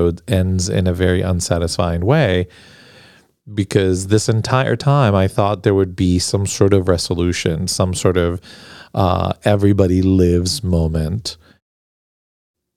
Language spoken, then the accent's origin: English; Argentina; now in United States; growing up in Argentina